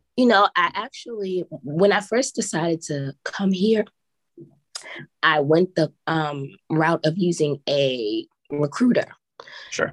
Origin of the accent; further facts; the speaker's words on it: New York, United States; moved away as an adult; now in South Korea; I'm a city girl. I'm from New York